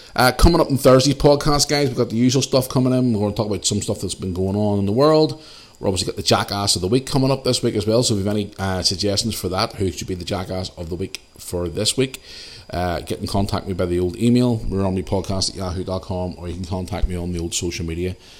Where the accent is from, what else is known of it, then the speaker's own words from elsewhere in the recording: Belfast, Northern Ireland, United Kingdom; when I was a young cu, kid growing up in Belfast